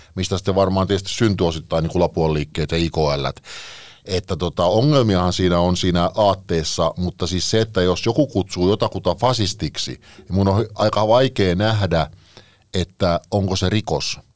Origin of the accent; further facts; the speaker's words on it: Parkano, Pirkanmaa, Finland; now in Espoo, Finland; rakkaassa kotikaupungissani, niin jonka, jonka nyt haluan tässä mainita kuitenkin, niin Parkanosta.